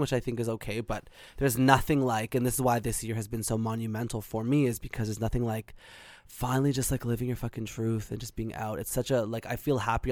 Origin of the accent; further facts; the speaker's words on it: Whitby, Ontario, Canada; I'm in Whitby, Ontario. So I grew up there.